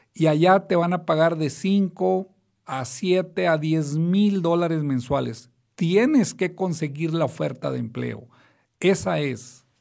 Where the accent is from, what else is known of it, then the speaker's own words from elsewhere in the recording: Mexico; also born or lived in United States; no soy americano, porque la gente cuando digo eso creen que soy residente o ciudadano, soy mexicano solamente